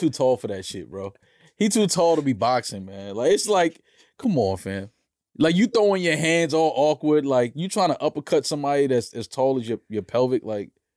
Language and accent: English; New York, United States; I'm a New Yorker, born and raised